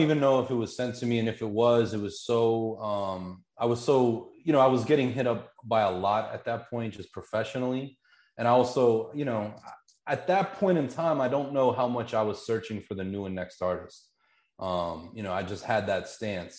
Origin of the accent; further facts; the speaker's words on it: Pittsburgh, Pennsylvania, United States; Growing up in Pittsburgh